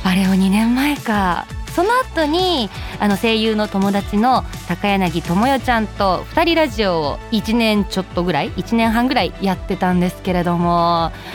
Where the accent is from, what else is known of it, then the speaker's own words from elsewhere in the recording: Kyoto, Japan; 出身は京都です